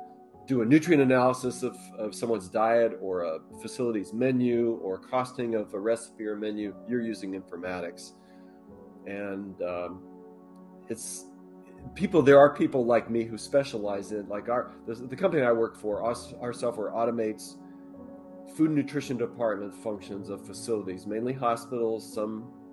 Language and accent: English; Colorado, United States; Yeah, I grew up in Colorado. Our dad was in the Air Force. That's how we ended up there.